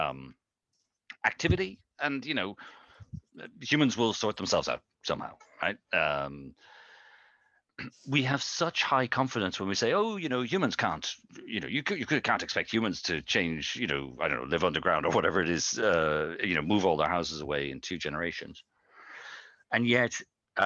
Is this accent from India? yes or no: no; Ireland; I'm from Ireland